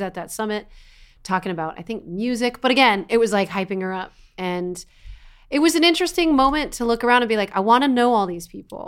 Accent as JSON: {"language": "English", "region": "East Coast", "country": "United States", "said": "I am an Italian girl from the East Coast"}